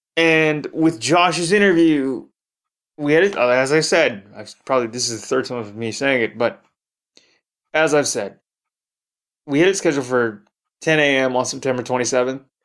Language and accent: English; Toronto, Ontario, Canada; my hometown of Toronto, Ontario